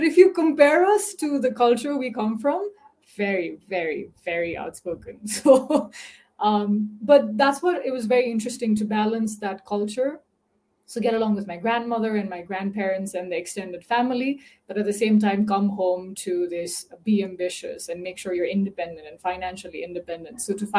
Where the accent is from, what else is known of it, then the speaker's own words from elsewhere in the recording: Nepal; It was very interesting. So Nepal is relatively quite an orthodox community. But my parents are quite liberal.